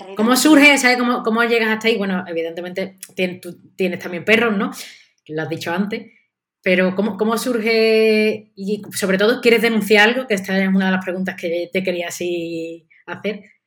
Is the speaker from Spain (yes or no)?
yes; Seville, Andalusia, Spain; yo también soy de Sevilla